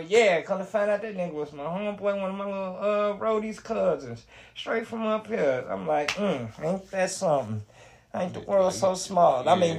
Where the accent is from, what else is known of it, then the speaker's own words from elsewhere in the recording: Gary, Indiana, United States; Yeah, I'm from Gary.